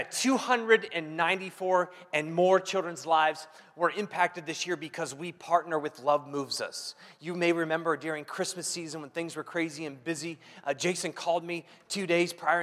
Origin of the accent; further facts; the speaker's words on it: Ohio, United States; moved away; I grew up in Ohio